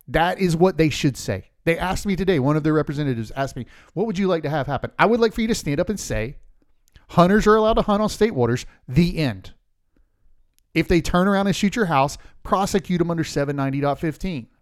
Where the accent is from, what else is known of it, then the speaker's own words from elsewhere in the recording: Polk County, Central Florida, United States; we grew up in Central Florida, Polk County.